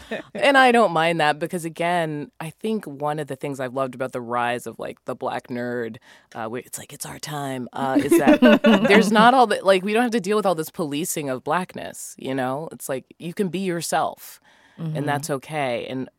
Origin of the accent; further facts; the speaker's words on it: Massachusetts, United States; For me, I will say that my family, they're all Jamaican, but I grew up in Massachusetts and I just ended up with no accent.